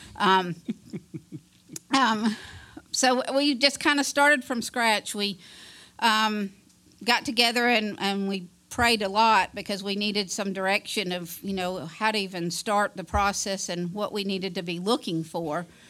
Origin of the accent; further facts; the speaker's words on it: Fairfax, Virginia, United States; moved away as an adult; now in Alabama, United States; I grew up in Fairfax, Virginia